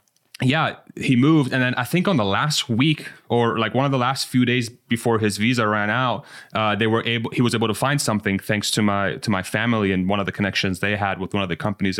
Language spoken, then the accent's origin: English; Spain; now in United States; my brother and I were born and raised in Spain. So my parents went in Iran. They left Iran in 79, that went to Spain to further their education. And they had me and my brother, and then we moved to the States in 1999.